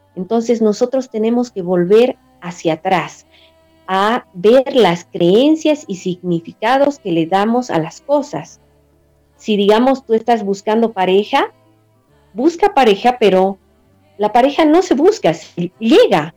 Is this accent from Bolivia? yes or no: yes; Bolivia; mi país, en Bolivia